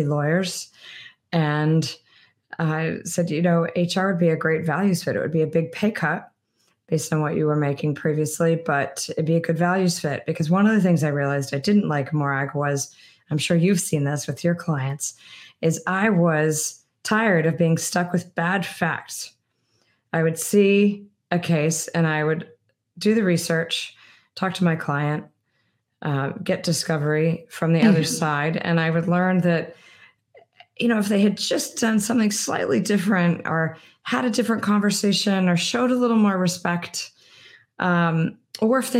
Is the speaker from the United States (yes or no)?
yes; East Coast, United States; moved away as an adult; also born or lived in Washington, D.C.; I'd live my whole life on the East Coast